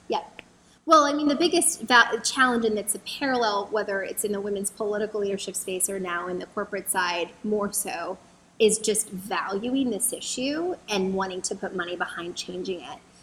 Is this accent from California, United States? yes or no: yes; San Diego, California, United States; moved away as an adult; also born or lived in Los Angeles; now in Washington, D.C., United States; I grew up in San Diego, where I um, grew up, and then I went to college in Los Angeles